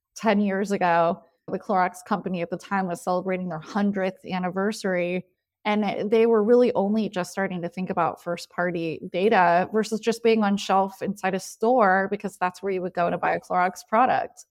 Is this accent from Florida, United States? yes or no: no; Santa Barbara, California, United States; now in Austin, United States; I was born and raised in Santa Barbara, California, so I'm a, a Southern Californian